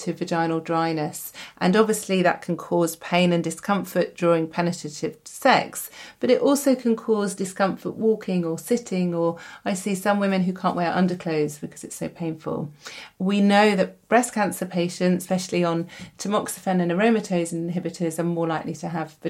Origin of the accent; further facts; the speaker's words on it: United Kingdom; We're British